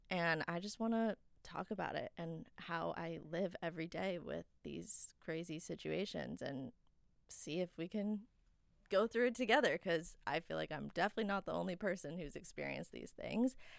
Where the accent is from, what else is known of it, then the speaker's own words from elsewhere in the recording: New York, United States; now in Los Angeles, United States; I am from New York. And then I moved to California